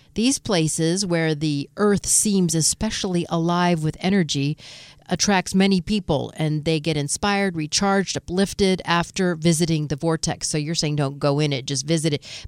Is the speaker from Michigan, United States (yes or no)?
yes; Detroit, Michigan, United States; I'm from Detroit